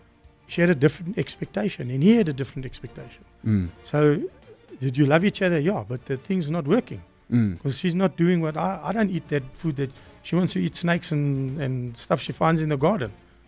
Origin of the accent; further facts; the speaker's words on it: Free State, South Africa; If you come from Cape Town and I'm from the Free State, we have a different understanding of life.